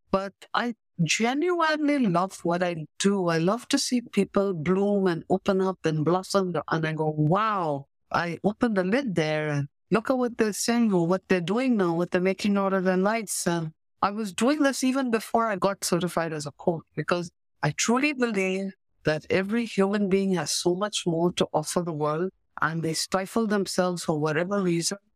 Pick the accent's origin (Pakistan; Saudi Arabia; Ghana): Pakistan; first language English; moved away as an adult; also born or lived in India / Goa; now in Canada; I was born in India because my maternal family lives there, but I grew up in Pakistan on the other side of the border